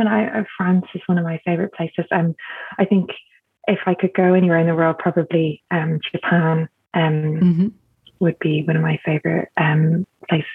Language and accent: English; Dublin, Leinster, Ireland; I grew up in Dublin in Ireland